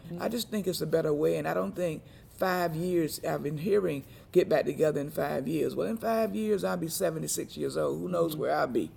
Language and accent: English; Rocky Mount, North Carolina, United States; I'm from Rocky Mount, North Carolina